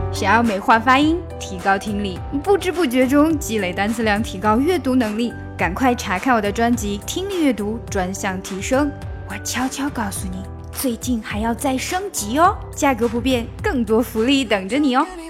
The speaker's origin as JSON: {"language": "Chinese", "town": "Xi'an", "region": "Shaanxi", "country": "China", "also_born_or_lived": "United States", "moved": "yes", "said": "我是西安人，啊，虽然就是在美国很多年，但是实际上我还是西安人"}